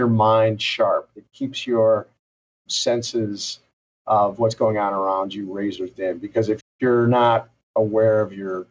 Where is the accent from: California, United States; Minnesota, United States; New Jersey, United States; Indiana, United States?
Minnesota, United States; St. Paul; I'm a native Minnesotan, born and raised in the Highland Park neighborhood of St. Paul